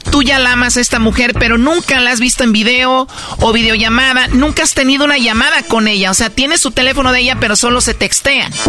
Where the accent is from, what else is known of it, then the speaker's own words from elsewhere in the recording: Michoacán, Mexico; No, yo soy de Michoacán.